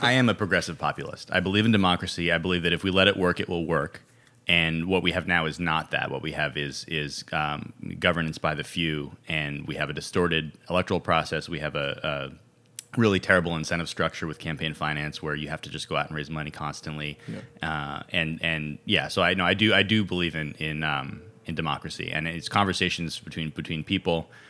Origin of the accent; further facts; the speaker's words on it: California, United States; moved away as an adult; also born or lived in Ohio / Brooklyn, New York; I'm originally from California, went to school in Ohio, and, uh, undergrad in Ohio, and then I lived in Brooklyn for for ten years